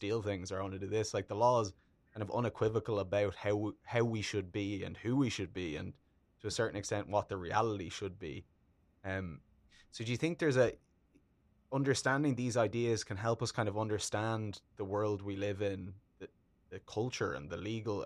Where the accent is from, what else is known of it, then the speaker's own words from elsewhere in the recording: Ireland; I'm Irish and Ireland is a Catholic country